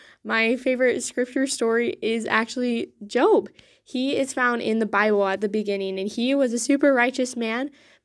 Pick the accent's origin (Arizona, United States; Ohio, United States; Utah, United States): Arizona, United States; Gilbert; I'm from Gilbert, Arizona